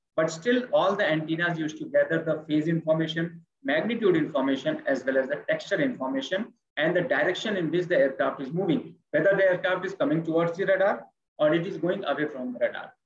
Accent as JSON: {"language": "English", "country": "India", "said": "I'm speaking from India"}